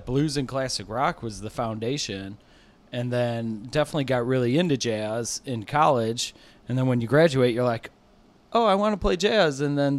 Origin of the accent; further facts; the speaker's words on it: Crown Point, Indiana, United States; also born or lived in Illinois; I was born in Illinois, but grew up in Northwest Indiana in a town called Crown Point, and so that's where I'm still at now.